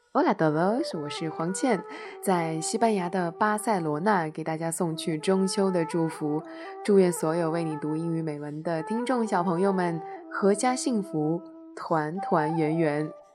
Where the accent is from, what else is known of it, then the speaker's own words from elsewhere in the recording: Nanjing, Jiangsu, China; now in Los Angeles, United States; 作为一名南京人